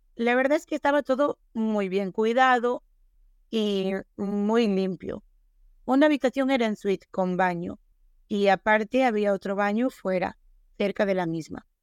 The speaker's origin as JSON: {"language": "Spanish", "region": "Galicia", "country": "Spain", "first_language": "Galician", "said": "yo soy gallega"}